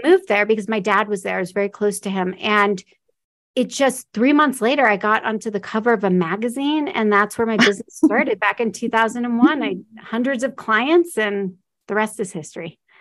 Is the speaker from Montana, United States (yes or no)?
no; Omaha, Nebraska, United States; moved away as an adult; also born or lived in Florida; I'm from Omaha, Nebraska. So I was a long ways from home.